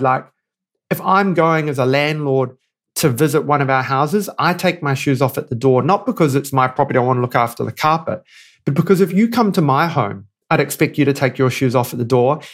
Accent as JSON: {"language": "English", "country": "New Zealand", "moved": "as an adult", "lives_now": "Johannesburg, South Africa", "said": "I'm a New Zealander through and through"}